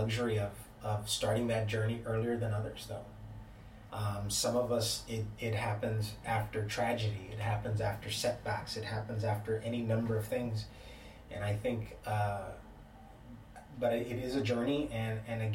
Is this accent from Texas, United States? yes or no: yes; the Valley, Texas, United States; moved away as an adult; I'm from the Valley, but I went away to school